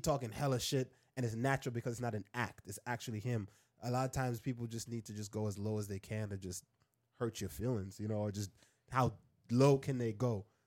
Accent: Jamaica; moved away; also born or lived in Queens, New York, United States; I grew up in Jamaica, then I came and I lived in, I lived in Queens

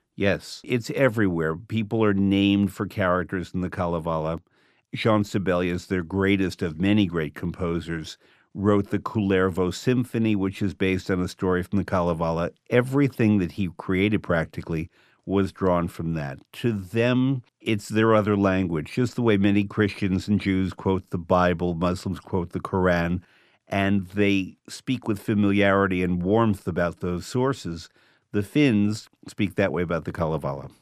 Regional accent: New York, United States; I'm from New York, which has a metro area of about 15 to 16 million people

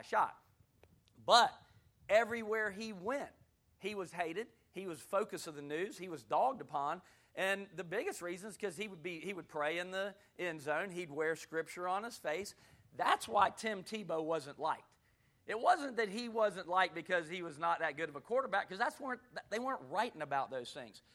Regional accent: Gulf Breeze, Florida, United States; moved away as an adult; also born or lived in Hattiesburg, Mississippi; I grew up in Gulf Breeze, Florida, which is right outside of Pensacola

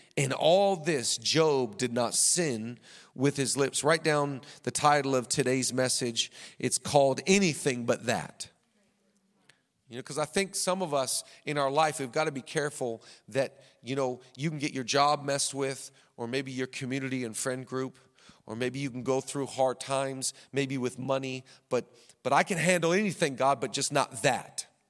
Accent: Seattle, Washington, United States; moved away; We grew up in the Seattle area

